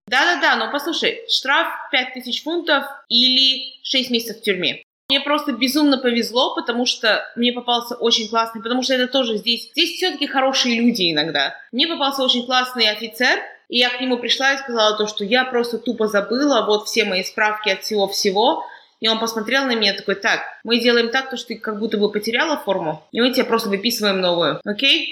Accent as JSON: {"language": "Russian", "country": "Kazakhstan", "moved": "yes", "lives_now": "United Kingdom", "said": "я из Казахстана"}